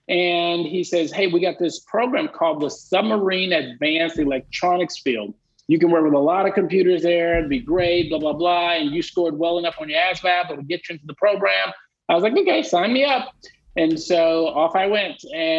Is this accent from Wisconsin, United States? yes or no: no; Dallas, Texas, United States; I was born and raised in Dallas.